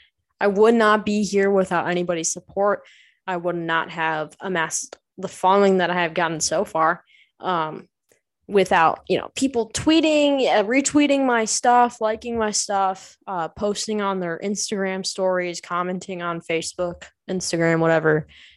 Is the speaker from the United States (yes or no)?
no; Ireland; it's okay because I'm Irish. So you can't judge me. Irish people like to swear.